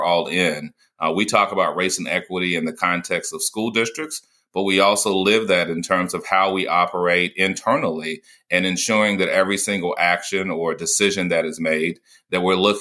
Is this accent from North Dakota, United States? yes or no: no; North Carolina, United States; growing up in North Carolina, post-segregation